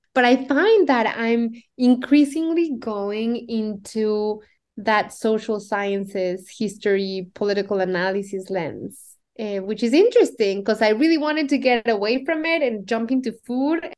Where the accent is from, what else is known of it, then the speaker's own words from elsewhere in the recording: Mexico City, Mexico; accent: Mexican; English is a second language; moved away as an adult; now in United States; I was born and raised in Mexico City